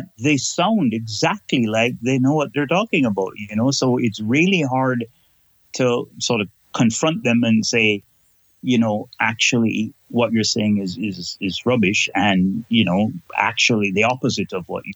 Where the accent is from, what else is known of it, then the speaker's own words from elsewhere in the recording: Kingston, Jamaica; now in Canada; I am originally from Kingston, Jamaica, but now live in Canada and have lived here since 1978. So I'm more Canadian now than I am Jamaican